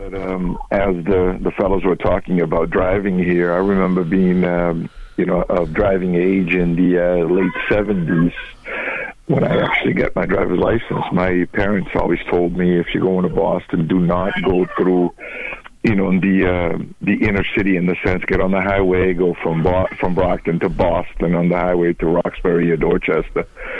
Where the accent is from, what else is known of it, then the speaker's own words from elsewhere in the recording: Angola; moved away; because I came from Angola in the early 70s, in a sense, we're in the middle of a civil war